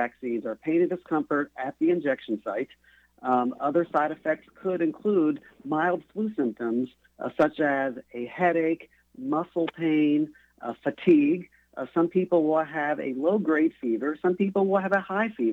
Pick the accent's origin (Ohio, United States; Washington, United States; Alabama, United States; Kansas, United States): Ohio, United States; Tuscarawas County; I'm from a rural county. I was born in Tuscarawas County, north of the Athens County area, and I have a lot of family and friends there